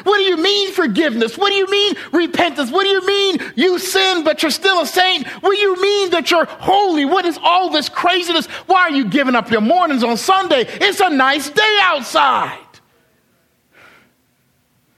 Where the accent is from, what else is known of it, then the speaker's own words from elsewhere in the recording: Charleston, United States; moved away; I was from Charleston, you know, singing the Calls of Charleston songs, or singing my high school fight song